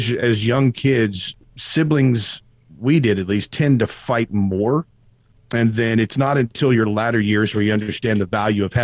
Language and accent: English; Erlanger, Kentucky, United States; also born or lived in Cleveland, Tennessee; Erlanger, Kentucky, which is, northern Kentucky, which is pretty much where I spent my whole life